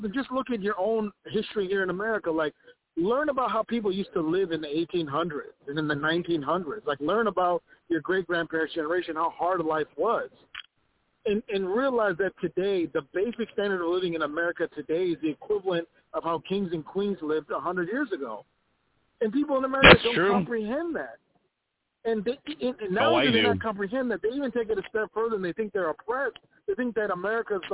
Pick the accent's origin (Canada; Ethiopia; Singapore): Ethiopia; now in Minnesota, United States; I'm an immigrant to this country. I came from a communist country called Ethiopia.